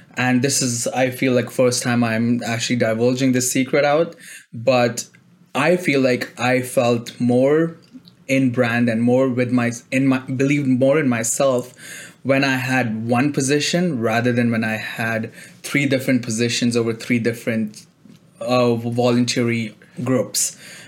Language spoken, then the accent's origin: English; Kuwait; moved away as an adult; now in Toronto, Canada; I came here from Kuwait. I was an international student when I joined university in Toronto.